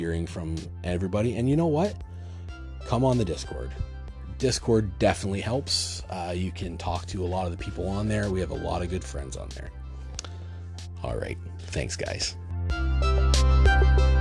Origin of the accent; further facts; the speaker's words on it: Ontario, Canada; I'm from Ontario. I'm not from the East Coast